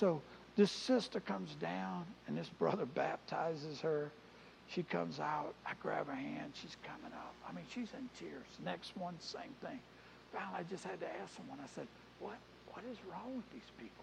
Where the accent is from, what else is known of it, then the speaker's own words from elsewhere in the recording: New Orleans, Louisiana, United States; now in Easley, United States; I grew up in New Orleans.